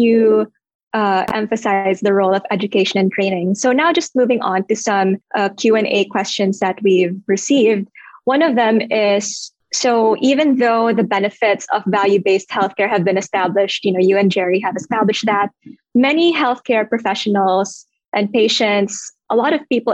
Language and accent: English; Philippines; I am from the Philippines myself